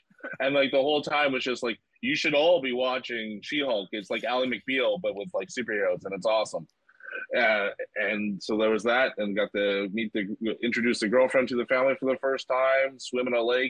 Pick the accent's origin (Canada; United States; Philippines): Canada; Montreal, Quebec; now in Halifax, Canada; I'm not from Halifax. I'm from Montreal originally.